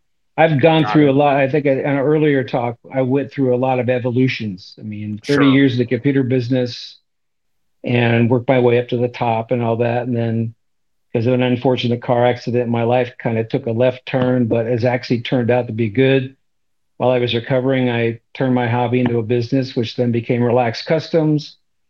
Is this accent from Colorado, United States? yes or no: no; Southern California, United States; Well, I was born and raised in Southern California. So I grew up in the 50s. That's when I was born, and the 60s. And basically, I lived in the same house from age 5 to age